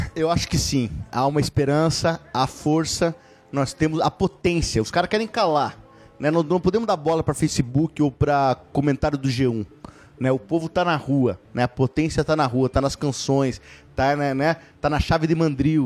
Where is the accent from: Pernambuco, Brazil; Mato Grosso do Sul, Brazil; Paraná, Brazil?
Paraná, Brazil; Ponta Grossa; also born or lived in Vitória, Espírito Santo; acabei nascendo, mas logo, com nove, com, é, em noventa e quatro, vim pra Ponta Grossa